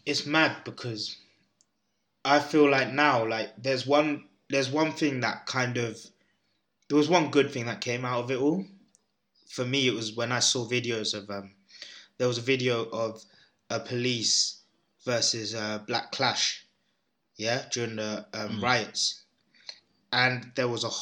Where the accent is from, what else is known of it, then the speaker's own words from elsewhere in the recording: London, United Kingdom; I was brought up in London, bro, where there's every race in every corner